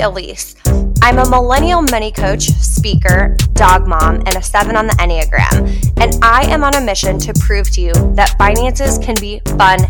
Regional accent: Iowa, United States; I grew up in the Midwest. I grew up in a small town in Iowa.

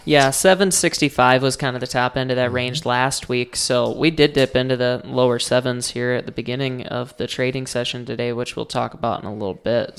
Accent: Rutland, South Dakota, United States; I am from Rutland, South Dakota

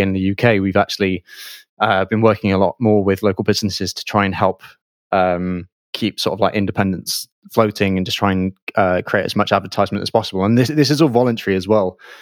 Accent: Bath, South West England, United Kingdom; I'm from Bath

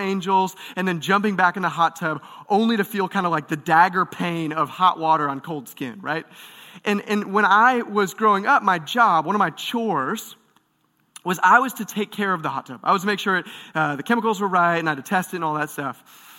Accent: Michigan, United States; I grew up in Michigan, just outside of Detroit

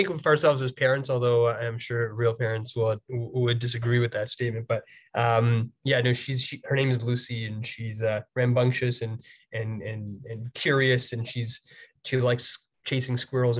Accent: Toronto, Ontario, Canada; First of all, I'm from Toronto, born and raised in the city here. My family's originally from East Africa. My mom came from Kenya and my dad came from Tanzania and were of Indian descent originally. I grew up playing ice hockey.

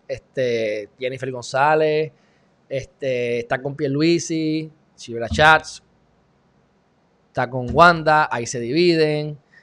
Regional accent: Puerto Rico; somos puertorriqueños, vivimos en Puerto Rico

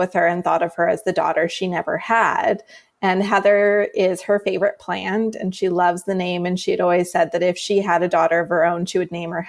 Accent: Canada; also born or lived in Vancouver Island, British Columbia; Born and raised in Canada. I live on Vancouver Island

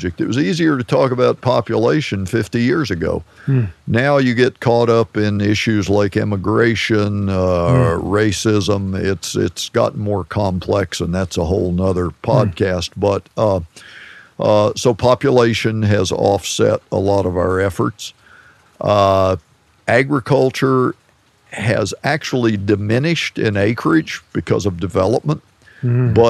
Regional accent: Federalsburg, Maryland, United States; The Marshy Hope Creek, which was the river that flowed through my hometown, Federalsburg.

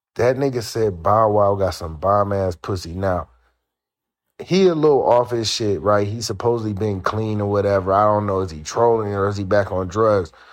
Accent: Northeast Ohio, United States; moved away; I'm from Ohio, Northeast Ohio, to be specific

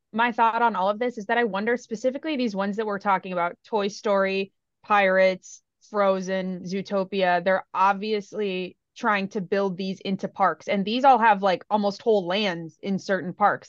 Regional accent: Minnesota, United States; I'm from Minnesota

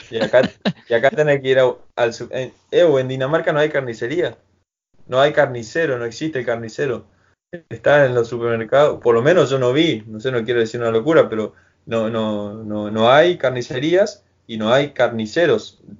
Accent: Argentina; hay uno que está siempre con nosotros, poner que somos cinco argentinos y está él ahí y re buena onda

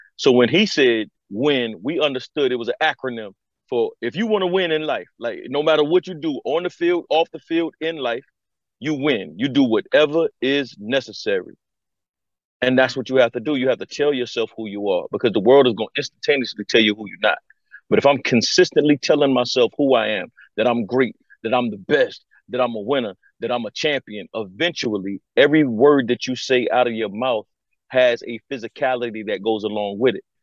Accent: Conway, South Carolina, United States; moved away as an adult; I'm from Conway, South Carolina, 1721 Highland Avenue to be exact. I am from the alma mater Conway High School

